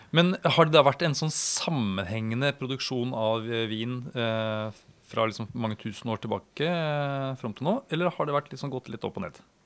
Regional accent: Norway; som nordmann

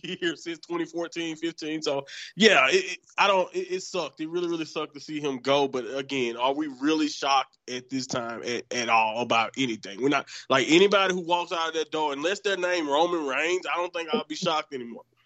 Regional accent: Southern United States, United States; I'm from Southern United States

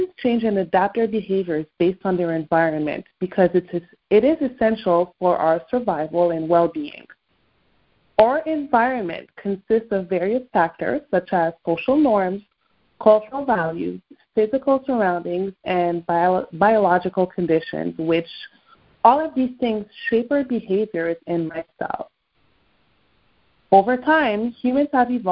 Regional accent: Quebec, Canada; accent: French-Canadian accent from Quebec; first language French; English is a second language; French is my mother tongue, right? I realize that I'm able to easily switch accents depending on who I'm talking to. You know, I'm from Quebec, there's one accent.

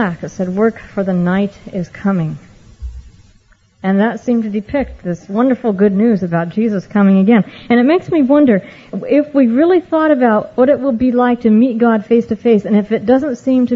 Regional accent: Oregon, United States; I had the privilege of growing up in Oregon, not in this area, but much farther north and east

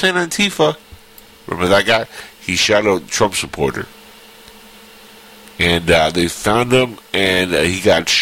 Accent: Cuba; now in United States; I'm from Cuba.

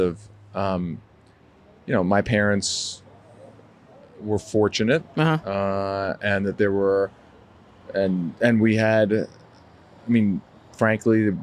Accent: Abington, Pennsylvania, United States; moved away as an adult; also born or lived in New Haven, Connecticut / Washington, D.C. / Montana; now in Denver, United States; I grew up in a town called Abington, which has which is right near and has become most famous for ABC's show, The Goldbergs.

